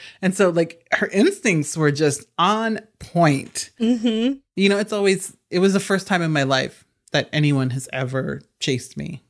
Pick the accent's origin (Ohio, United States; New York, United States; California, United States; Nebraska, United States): Nebraska, United States; and I'm from Nebraska, so I'm not denigrating these places. Mm-hmm. I'm from the Midwest.